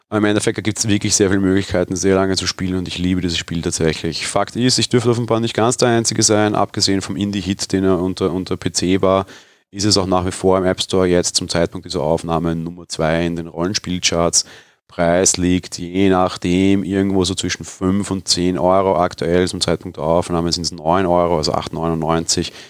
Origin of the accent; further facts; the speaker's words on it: Vienna, Austria; etwas, was mir als Wiener hier geboren und aufgewachsen eigentlich völlig fremd ist